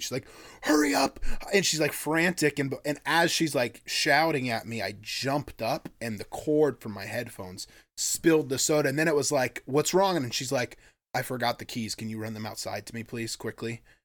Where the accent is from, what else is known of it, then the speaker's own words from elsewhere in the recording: Sitka, Alaska, United States; they describe my hometown as a drinking town with a fishing problem